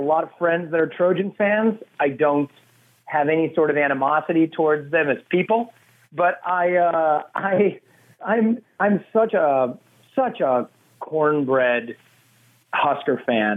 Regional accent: Nebraska, United States; moved away as an adult; now in Los Angeles, United States; LA is kind of like my hometown now, but, but Nebraska is always going to be where my heart is.

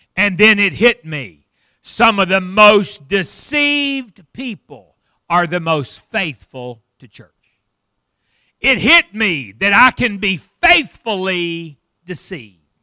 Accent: Fort Smith, Arkansas, United States; I grew up in Fort Smith, Arkansas, not, not far from here

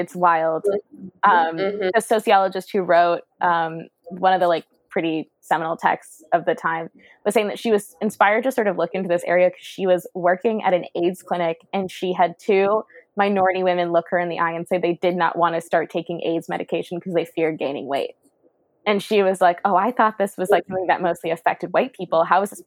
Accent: the South, United States; I'm from the South and I'm a Black woman.

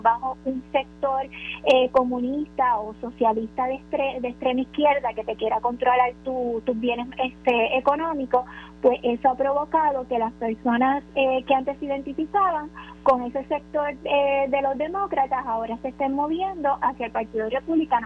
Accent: Puerto Rico; como en Puerto Rico eh, somos latinos

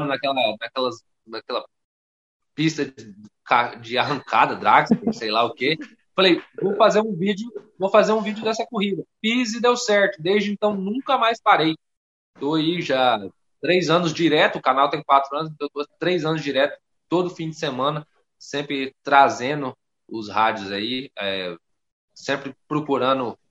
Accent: Rondônia, Brazil; Sou da região norte, sou de Rondônia

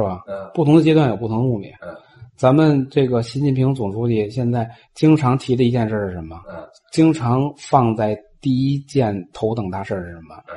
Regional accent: China; now in Tanzania; 咱们是侨居海外，咱们还是中国人

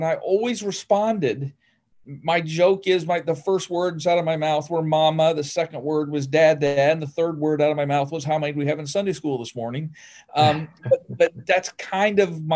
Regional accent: Northern Ohio, United States; moved away; I grew up in Ohio, Northern Ohio

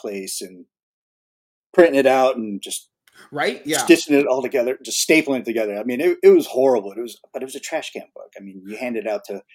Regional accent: California, United States; moved away as an adult; also born or lived in Texas; I'm actually originally from California. I grew up in California

